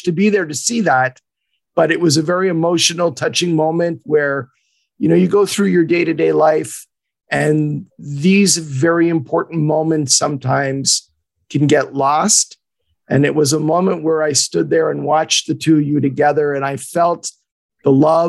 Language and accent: English; Laval, Quebec, Canada; the town where I was born and raised in Montreal, near Carrefour-Laval.